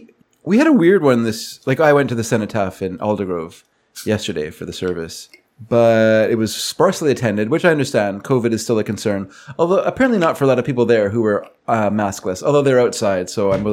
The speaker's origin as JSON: {"language": "English", "country": "United States", "said": "As an American"}